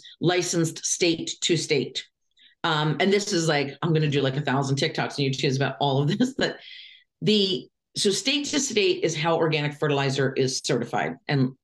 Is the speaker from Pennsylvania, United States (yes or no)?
yes; Lancaster, Pennsylvania, United States; I grew up in Lancaster, Pennsylvania